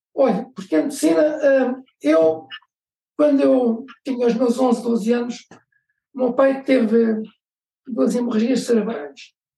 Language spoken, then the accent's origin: Portuguese; Amadora, Lisbon, Portugal; eu nasci na Amadora, numa altura em que a Amadora era uma terra relativamente pequena, onde as pessoas se conheciam todas. Fiz a instrução primária num colégio aqui na Amadora